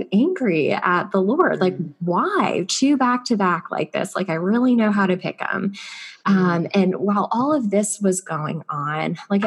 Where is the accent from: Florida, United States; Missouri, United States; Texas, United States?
Florida, United States; Naples; moved away as an adult; also born or lived in Northeast United States; I grew up actually down in Florida, down in sunny Florida on the West Coast in a small town called Naples